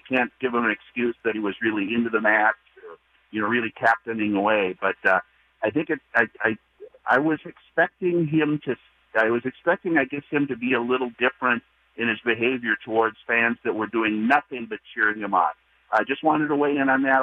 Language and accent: English; California, United States; I grew up in California